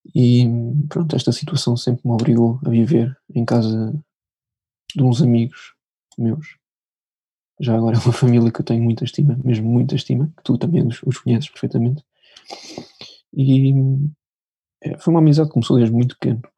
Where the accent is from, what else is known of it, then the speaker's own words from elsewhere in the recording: Lisbon, Portugal; sou de Lisboa